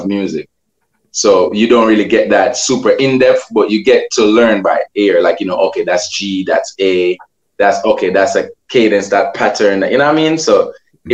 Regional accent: Portmore, Saint Catherine, Jamaica; I'm originally from Waterford, St. Catherine.

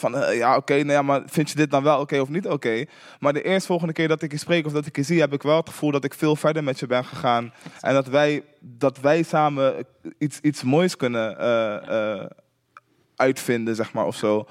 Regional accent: Utrecht, Netherlands; ik kom uit Hooggraven, wat een super achterstandswijk was in Utrecht.

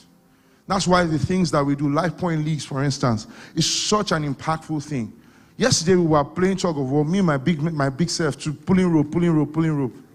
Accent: Ibadan, Oyo, Nigeria; moved away; I came from Ibadan.

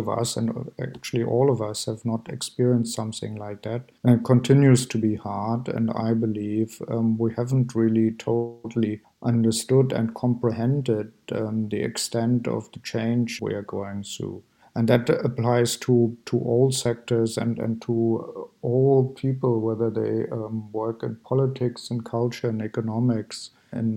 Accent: East Germany, Germany; moved away as an adult; also born or lived in Amsterdam / Berlin; I grew up in East Germany.

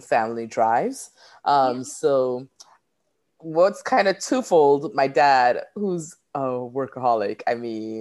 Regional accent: Trinidad & Tobago; moved away as an adult; now in United States; I am a Trini gal. And so I was born there. I grew up there

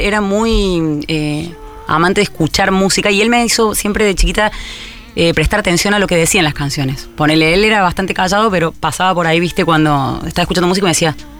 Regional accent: Córdoba, Argentina; also born or lived in Zárate, Buenos Aires; nací en Zárate, pero me fui a los cuatro años a Córdoba

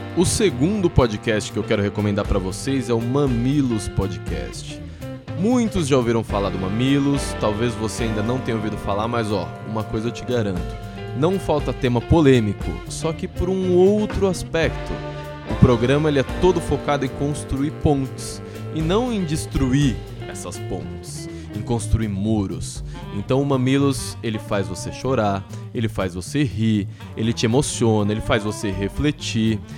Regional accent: Santo André, São Paulo, Brazil; also born or lived in São Caetano do Sul / São Bernardo do Campo; Eu nasci em São Caetano, morei a vida toda em Santo André, estudei em São Bernardo e agora voltei para São Caetano.

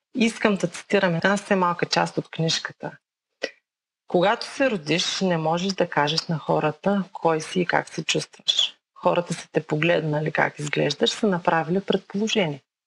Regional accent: Bulgaria; moved away as an adult; now in Kentucky, United States; Родена съм в България.

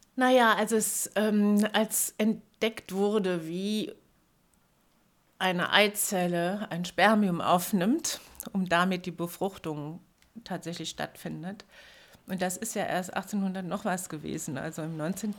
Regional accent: Germany; moved away as an adult; also born or lived in Trier; now in Berlin, Germany; Weil das relativ nahe da war, wo ich aufgewachsen bin

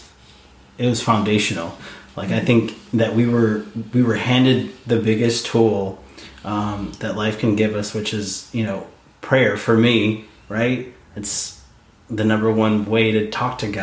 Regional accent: Mexico; I'm Mexican.

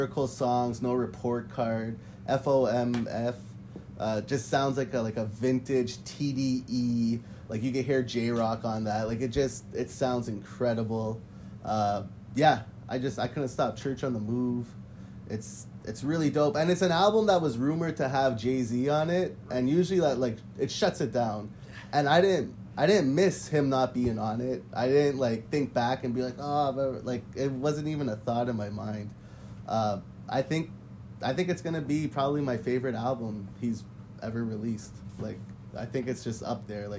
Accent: Montreal, Quebec, Canada; I'm from Montreal

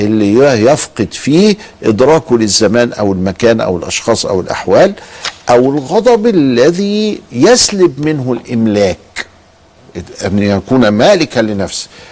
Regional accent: Egypt; إحنا عندنا في مصر

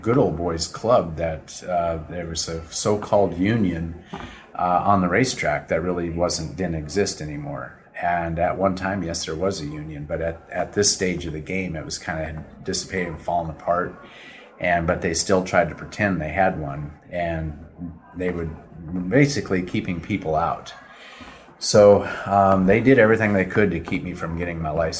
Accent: Minnesota, United States; now in Wellington, United States; I grew up in Minnesota out in the middle of nowhere, and we always had horses and mules

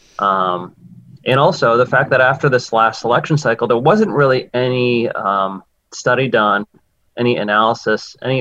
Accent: New Jersey, United States; moved away as an adult; also born or lived in Washington, D.C.; now in Massachusetts, United States; I'm from New Jersey originally

